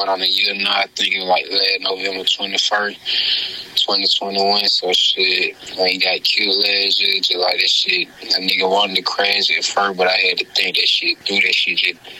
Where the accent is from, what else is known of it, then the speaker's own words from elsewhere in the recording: Mosses, Alabama, United States; I come from Mosses